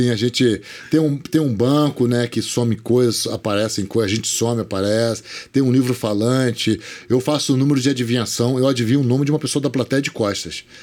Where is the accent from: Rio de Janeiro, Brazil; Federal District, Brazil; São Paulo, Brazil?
Rio de Janeiro, Brazil; Magé; Eu também sou do Sim, interior, a gente é ficava aguardando Magé, Magé.